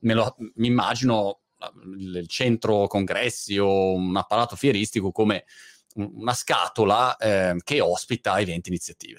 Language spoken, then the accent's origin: Italian; Milan, Lombardy, Italy; moved away as an adult; Milano, che è la mia città natale